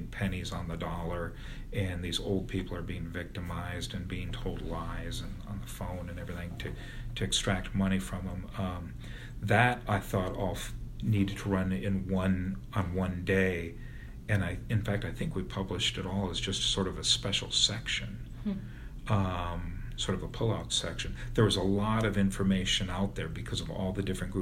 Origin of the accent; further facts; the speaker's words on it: Bettendorf, Iowa, United States; now in Des Moines, United States; got a job as a reporter at my hometown paper, the Bettendorf News